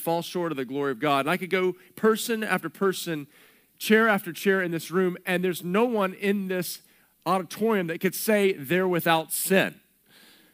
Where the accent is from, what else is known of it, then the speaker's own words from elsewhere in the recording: Texas, United States; growing up in Texas